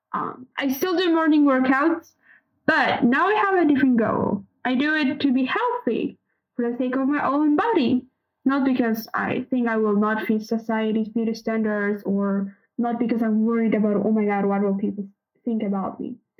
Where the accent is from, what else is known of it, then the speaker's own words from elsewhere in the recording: Kazakhstan; from Kazakhstan